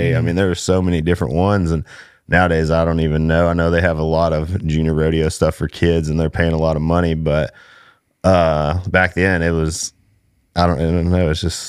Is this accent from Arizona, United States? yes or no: no; Cleburne, Texas, United States; Man, I grew up in Cleburne, Texas. My mom was from Alvarado. My dad was from Cleburne.